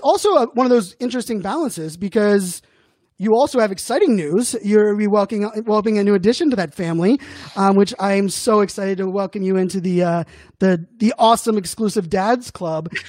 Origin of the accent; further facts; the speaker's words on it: Pittsburgh, Pennsylvania, United States; growing up in Pittsburgh